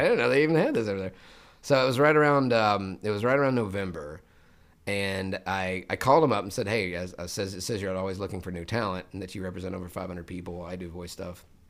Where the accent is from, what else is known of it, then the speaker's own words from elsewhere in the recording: Memphis, Tennessee, United States; moved away as an adult; I was born in Memphis, Tennessee